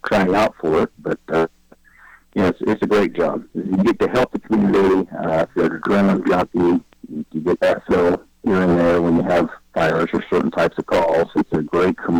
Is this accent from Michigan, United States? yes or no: no; Davisville, West Virginia, United States; I was raised just outside of Parkersburg, West Virginia, a little community called Davisville.